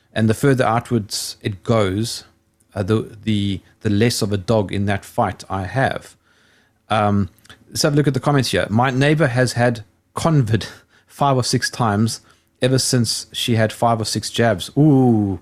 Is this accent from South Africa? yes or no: yes; South Africa; I'm South African